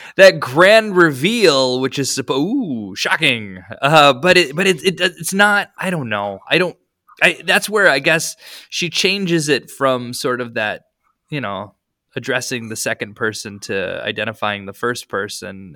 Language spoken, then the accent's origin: English; Iowa, United States; moved away; also born or lived in Europe; I grew up in Iowa